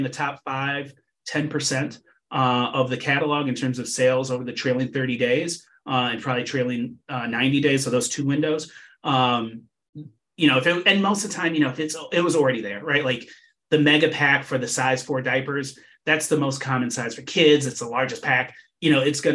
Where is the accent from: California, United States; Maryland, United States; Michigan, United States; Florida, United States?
Michigan, United States; Ann Arbor; moved away as an adult; But I was born and raised in Michigan, in Southeast Michigan. And I live in Ann Arbor, Michigan, where the University of Michigan is. And I grew up here